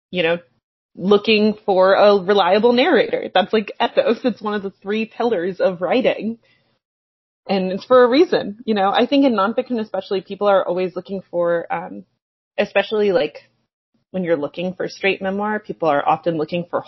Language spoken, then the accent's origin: English; West Virginia, United States; I'm from West Virginia